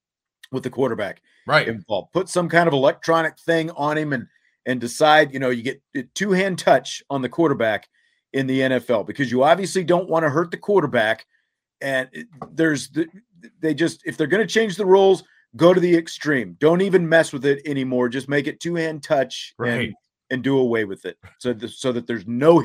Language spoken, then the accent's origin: English; Kansas City, Missouri, United States; There's an amusement park called Worlds of Fun that I grew up going to in the Kansas City area.